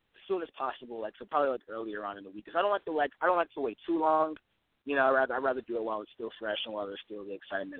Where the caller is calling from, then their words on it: Los Angeles, California, United States; 19, calling from Los Angeles.